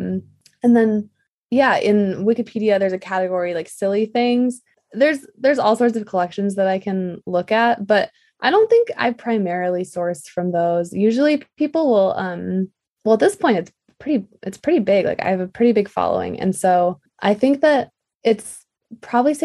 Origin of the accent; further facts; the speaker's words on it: Michigan, United States; moved away; also born or lived in New York City; I'm from Michigan